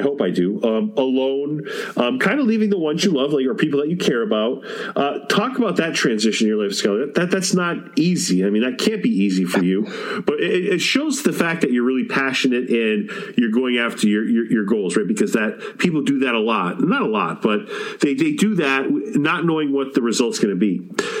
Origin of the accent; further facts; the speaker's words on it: Massachusetts, United States; I'm from Massachusetts